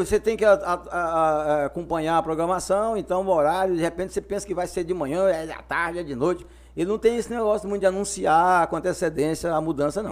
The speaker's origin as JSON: {"language": "Portuguese", "area": "near Goiânia", "region": "Goiás", "country": "Brazil", "tie": "born or raised there", "also_born_or_lived": "Conceição do Araguaia, Pará / Caseara, Tocantins", "moved": "yes", "lives_now": "Pará, Brazil", "said": "Como nós morava perto de Goiânia nessa época, que eu nasci perto de Goiânia"}